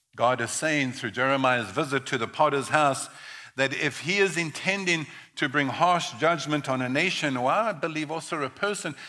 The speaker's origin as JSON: {"language": "English", "country": "South Africa", "tie": "born or raised there", "said": "I was born in South Africa in the early 1960s, 1961 to be exact"}